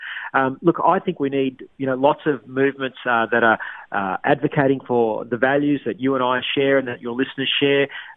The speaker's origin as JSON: {"language": "English", "region": "Queensland", "country": "Australia", "tie": "born or raised there", "moved": "yes", "said": "my home state of Queensland"}